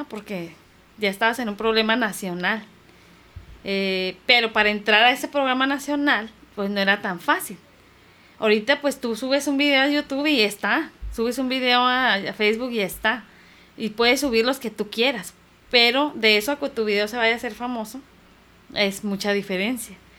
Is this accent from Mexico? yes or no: yes; Tijuana, Baja California, Mexico; also born or lived in Guanajuato / Mexicali; mis padres decidieron venirse a la frontera de Tijuana, y yo llegué aquí a los 6 años